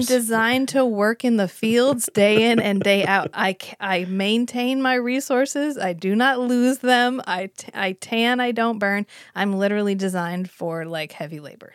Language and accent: English; United States; I'm from America, I am American